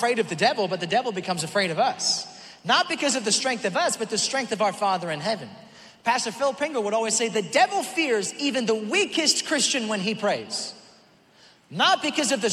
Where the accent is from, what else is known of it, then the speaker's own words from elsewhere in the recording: Auckland, New Zealand; moved away; That's where I was born, Auckland, New Zealand.